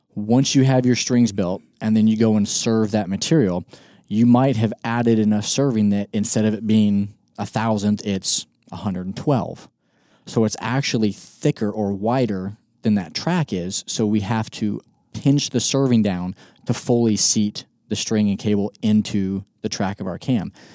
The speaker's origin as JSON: {"language": "English", "area": "Northwest Kansas", "region": "South Central Nebraska", "country": "United States", "tie": "born or raised there", "also_born_or_lived": "Colorado Springs, Colorado / Mississippi", "moved": "as an adult", "said": "I grew up in South Central Nebraska, Northwest Kansas"}